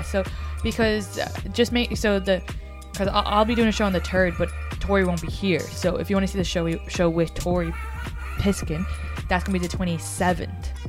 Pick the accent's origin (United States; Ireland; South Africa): Ireland; moved away; I'm from the Republic of Ireland